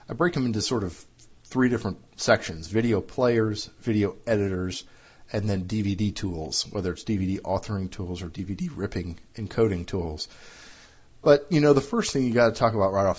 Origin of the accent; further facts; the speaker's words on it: United States; my home country of the U.S.